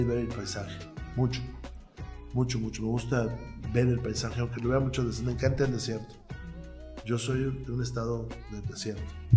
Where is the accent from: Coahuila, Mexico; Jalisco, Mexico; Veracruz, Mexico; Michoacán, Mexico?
Coahuila, Mexico; Saltillo; moved away as an adult; now in Mexico City, Mexico; nací en 1963 en Santillo, que es la capital de mi estado